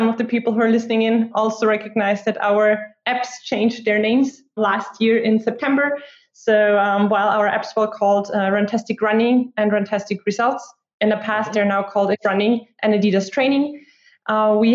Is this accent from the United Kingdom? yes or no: no; Austria; also born or lived in Sweden; I was born and raised in Austria